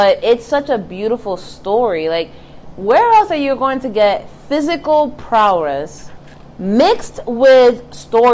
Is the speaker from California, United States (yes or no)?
no; New York City, New York, United States; I grew up in the Bronx